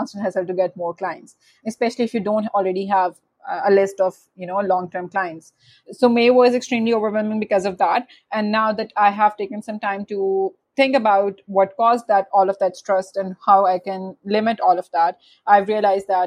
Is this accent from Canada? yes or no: no; Pakistan; I am from Pakistan